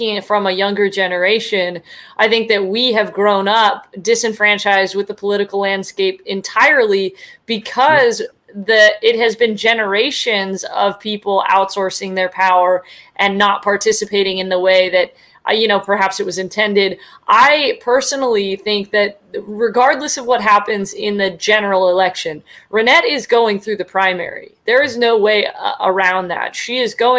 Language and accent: English; the Bay Area, California, United States; also born or lived in San Diego; I am a registered Democrat. That's just because I grew up in the Bay Area.